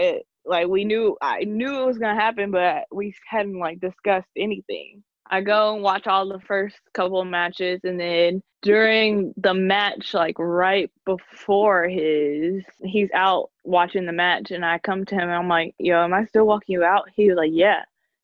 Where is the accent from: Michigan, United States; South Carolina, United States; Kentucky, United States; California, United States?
Kentucky, United States; Lexington; I'm from Lexington, Kentucky